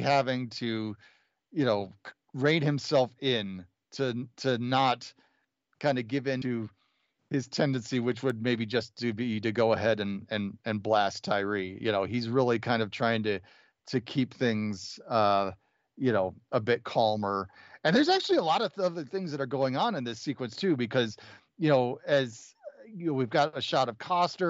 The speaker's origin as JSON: {"language": "English", "town": "Wheaton", "region": "Illinois", "country": "United States", "tie": "born or raised there", "said": "I grew up in the Chicago suburbs in a town called Wheaton"}